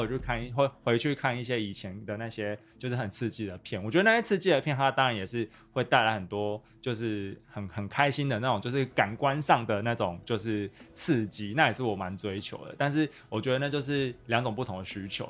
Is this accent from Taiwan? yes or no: yes; Taichung, Taiwan; 我就是台中人嘛